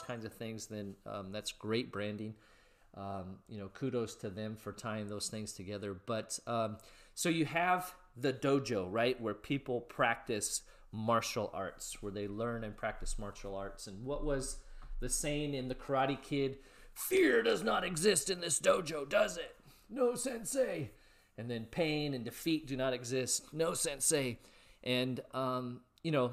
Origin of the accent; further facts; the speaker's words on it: West Coast, the Northwest, Pacific Northwest, United States; also born or lived in California; I grew up on the West Coast, so I was in California at the time